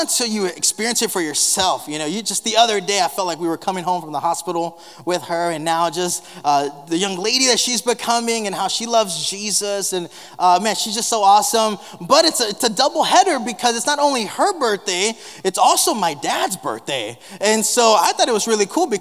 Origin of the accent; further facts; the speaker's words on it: South Texas, United States; moved away; growing up in South Texas, and I was fortunate enough, blessed enough to be able to grow up in a pastoral home